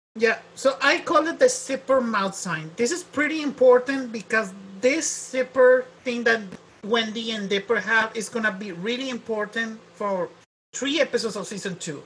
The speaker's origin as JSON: {"language": "English", "country": "Mexico", "accent": "Mexican", "said": "my Mexican accent"}